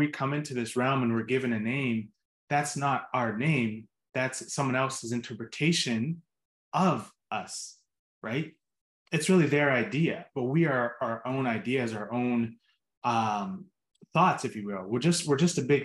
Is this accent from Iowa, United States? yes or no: no; Pittsburgh, Pennsylvania, United States; I grew up in Pittsburgh